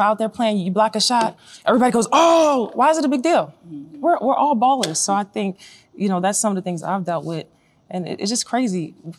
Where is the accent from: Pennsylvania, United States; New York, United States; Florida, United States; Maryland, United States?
Maryland, United States; Baltimore; moved away as an adult; also born or lived in Turkey / Russia; growing up in Baltimore, I was only girl out there, 8 years old, playing with all the guys.